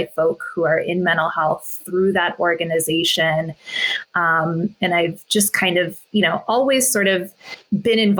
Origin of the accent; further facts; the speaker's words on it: United States; also born or lived in Orange County, California / Carbondale; born and brought up in the States